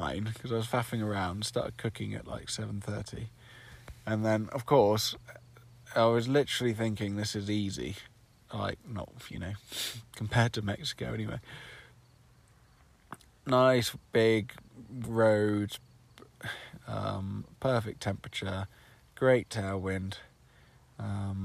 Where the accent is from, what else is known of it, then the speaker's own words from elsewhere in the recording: United Kingdom; I'm from the UK